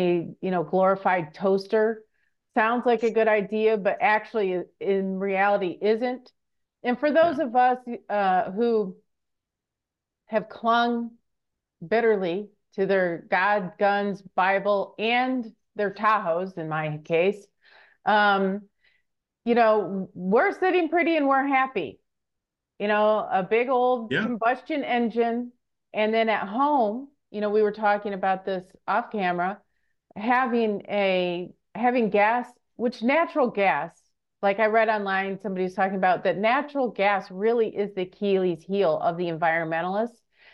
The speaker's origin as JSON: {"language": "English", "region": "Michigan", "country": "United States", "moved": "yes", "said": "I'm from Michigan originally"}